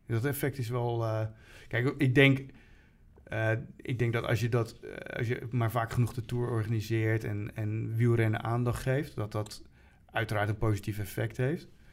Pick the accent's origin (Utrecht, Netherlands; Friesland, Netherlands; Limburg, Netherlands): Utrecht, Netherlands; als Utrechter